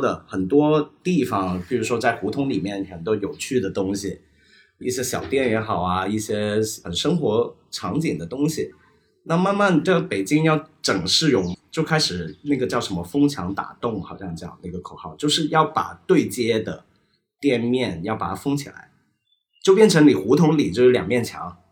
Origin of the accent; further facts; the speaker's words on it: Hong Kong; moved away as an adult; also born or lived in Beijing; now in Shanghai, China; 我们香港人